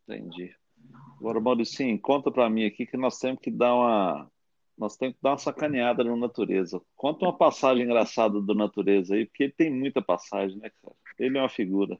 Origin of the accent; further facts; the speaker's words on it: Brazil; nós como brasileiros